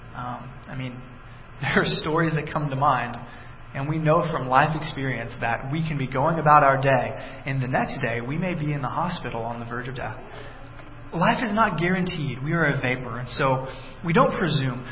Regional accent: Texas, United States; moved away; I grew up in Texas

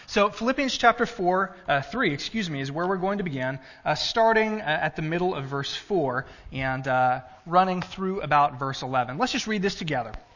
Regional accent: Texas, United States; now in Illinois, United States; I was born in Texas, native Texan

